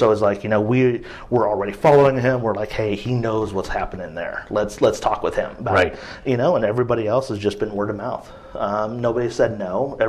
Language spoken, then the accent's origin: English; Midwest, United States; now in Portland, United States; I'm from the Midwest, so everything's either vinegar-based or like a mustard sauce.